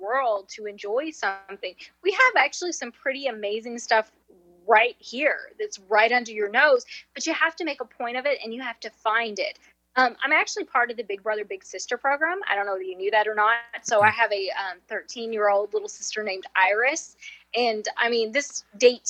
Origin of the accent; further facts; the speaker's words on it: southwestern Kentucky, United States; accent: Nashville; moved away as an adult; now in Mesa, United States; I grew up in southwestern Kentucky, so it's the Nashville accent. I've been here 20 years, but this accent isn't going anywhere